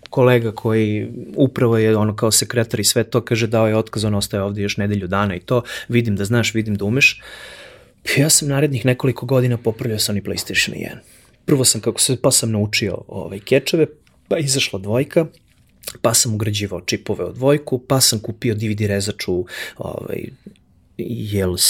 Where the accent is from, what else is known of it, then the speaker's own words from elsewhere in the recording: Kraljevo, Šumadija and Western Serbia, Serbia; I ja okrenem, e čao, ja sam iz Kraljeva, ovo ono